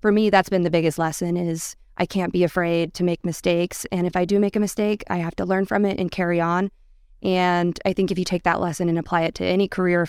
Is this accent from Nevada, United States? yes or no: yes; Gardnerville, Nevada, United States; now in Reno, United States; Born and raised in Nevada, I grew up down in Gardnerville and have been here in Reno for the last 8 years now.